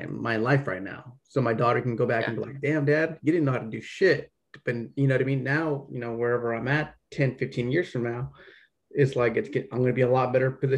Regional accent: United States; So I was born American. I'm an American, Mexican heritage.

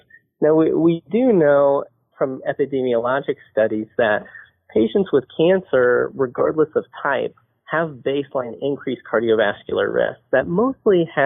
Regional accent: Huntington, West Virginia, United States; moved away as an adult; also born or lived in Portland, Oregon / Louisville, Kentucky; I grew up in Huntington, West Virginia, and I stayed there for undergrad and medical school at Marshall University.

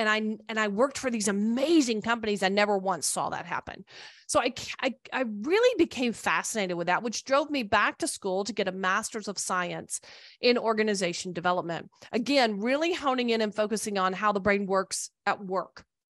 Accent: Tachikawa, Tokyo, Japan; born there; Well, I was born a United States Air Force brat, so I was born in Tachikawa, Japan. I've lived in many places, traveled a lot.

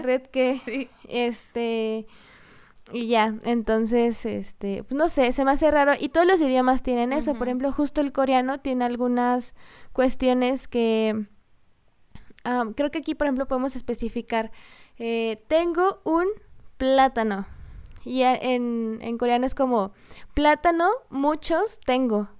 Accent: Michoacán, Mexico; first language Spanish; nosotras somos de, de Michoacán, del estado de Michoacán, y muchos se burlan de que decimos mucho la palabra pues.

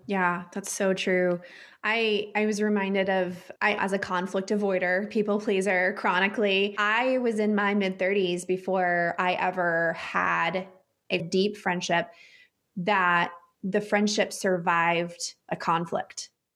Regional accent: Texas, United States; I grew up in the Bible Belt in Texas in the Southern Baptist Church

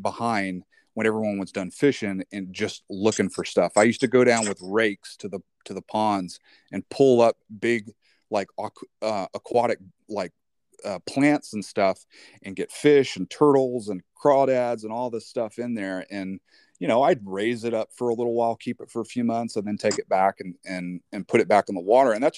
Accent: North Florida, United States; when I was a kid, I grew up in Florida, in North Florida.

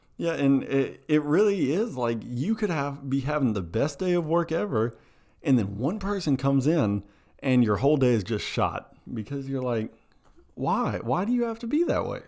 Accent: Tennessee, United States; we're, we're from Tennessee

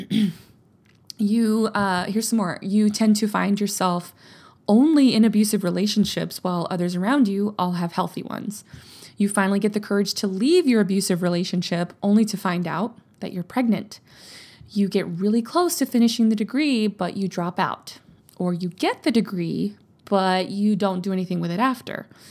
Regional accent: Louisiana, United States; now in Texas, United States; I grew up in Louisiana.

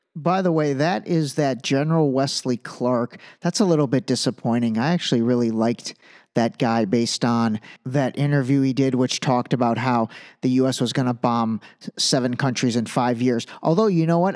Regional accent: Iran; moved away; I was born in Iran.

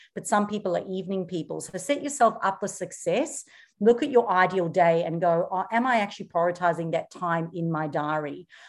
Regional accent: South Africa; moved away as an adult; now in Australia; And when I moved here, I came from South Africa, and in South Africa, I had paid off cars, paid off houses, paid off everything. And we got the opportunity to immigrate to Australia.

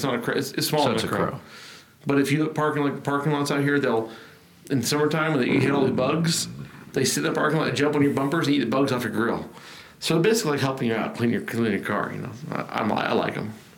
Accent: Truckee, California, United States; now in Texas, United States; I grew up in Tahoe, like the Truckee area

